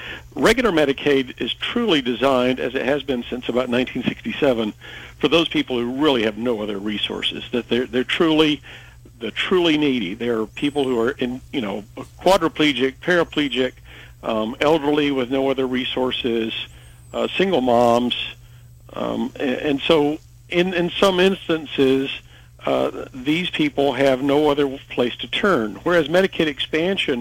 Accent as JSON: {"language": "English", "region": "Alabama", "country": "United States", "moved": "yes", "lives_now": "Gillette, United States", "said": "I'm from Alabama"}